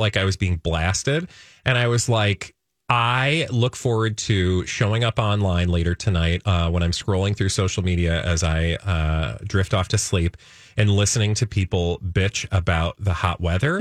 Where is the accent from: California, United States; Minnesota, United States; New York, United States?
Minnesota, United States; as a Minnesotan